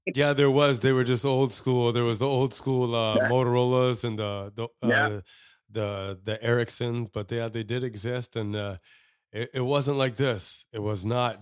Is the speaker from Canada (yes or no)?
yes; Canada; as Canadians doesn't matter, you know, what ethnicity as a Canadian you you're over here